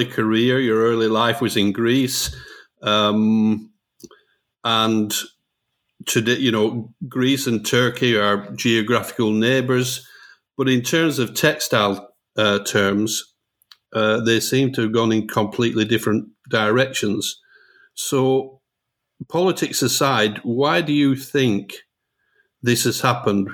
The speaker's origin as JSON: {"language": "English", "country": "United Kingdom", "tie": "born or raised there", "said": "I was born and educated in a very traditional textile area in the UK"}